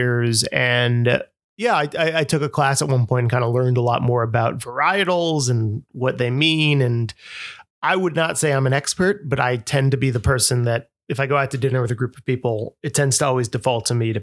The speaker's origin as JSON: {"language": "English", "town": "New York City", "region": "New York", "country": "United States", "tie": "born or raised there", "also_born_or_lived": "Westchester, New York", "said": "I grew up in Manhattan, but Westchester is kind of my home turf"}